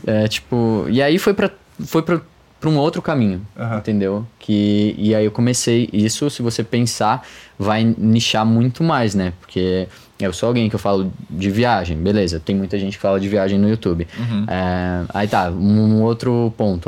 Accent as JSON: {"language": "Portuguese", "town": "Florianópolis", "region": "Santa Catarina", "country": "Brazil", "also_born_or_lived": "United States / Australia", "moved": "as an adult", "lives_now": "São Paulo, Brazil", "said": "eu sou de Florianópolis"}